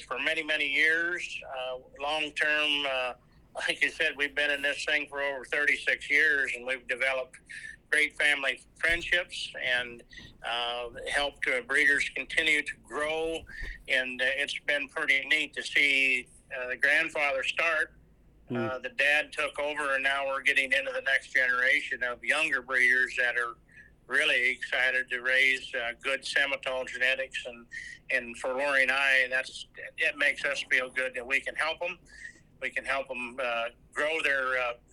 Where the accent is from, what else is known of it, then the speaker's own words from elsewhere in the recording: Nebraska, United States; moved away; I grew up in Nebraska, so I know a lot of my Nebraska breeders pretty well